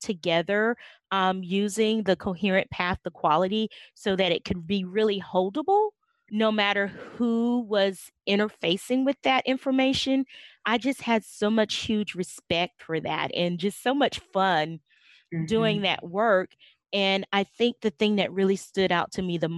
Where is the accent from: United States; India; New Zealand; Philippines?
United States; South Carolina; now in Arkansas, United States; I grew up in South Carolina, and moved to Arkansas in December of 1992